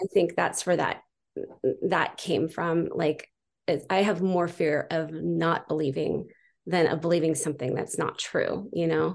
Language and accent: English; San Juan Capistrano, California, United States; now in Utah, United States; I grew up in San Juan Capistrano.